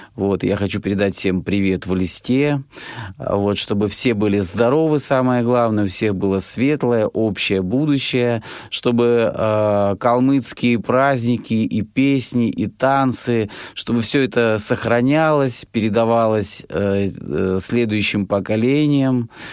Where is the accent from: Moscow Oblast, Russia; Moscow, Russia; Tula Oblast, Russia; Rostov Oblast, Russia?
Rostov Oblast, Russia; я сам из Ростовской области